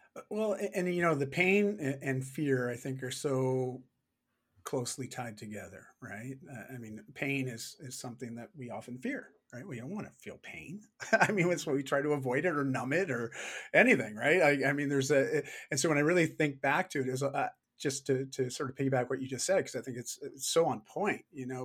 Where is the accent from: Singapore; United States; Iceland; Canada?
Canada; I am Canadian